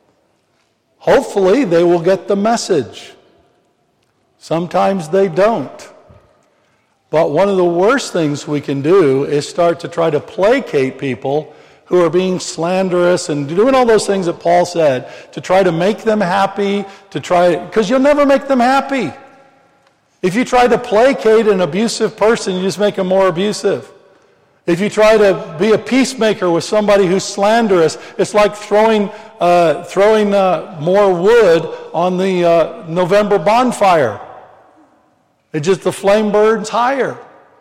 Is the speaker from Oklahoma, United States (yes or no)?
no; Missouri, United States; I'm from the Missouri